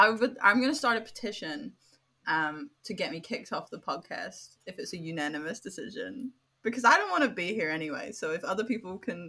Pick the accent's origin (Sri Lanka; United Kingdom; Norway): United Kingdom; now in Australia; within my British household